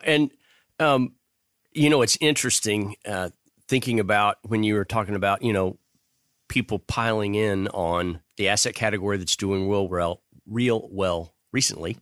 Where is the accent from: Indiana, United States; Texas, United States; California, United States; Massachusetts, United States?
Texas, United States; Houston; born or raised there